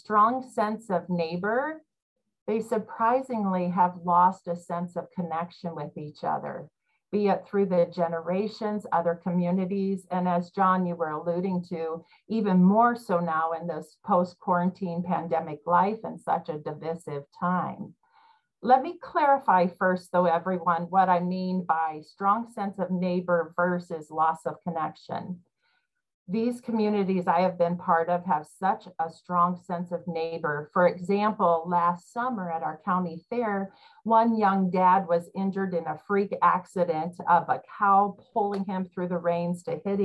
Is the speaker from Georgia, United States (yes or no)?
no; Iowa, United States; I grew up in Iowa